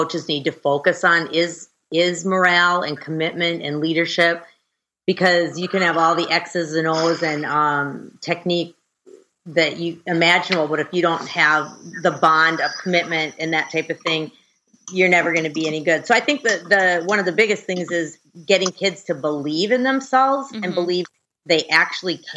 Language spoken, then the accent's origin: English; Brainerd, Minnesota, United States; I grew up right in the same town I'm in right now, Brainerd, Minnesota. Central Minnesota, little small town